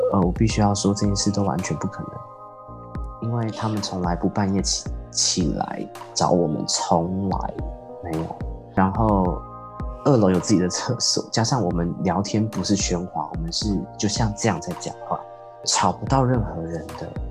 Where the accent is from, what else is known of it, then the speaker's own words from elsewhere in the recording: Changhua County, Taiwan; 因为我彰化人嘛，所以从小其实我是住在三合院那样的环境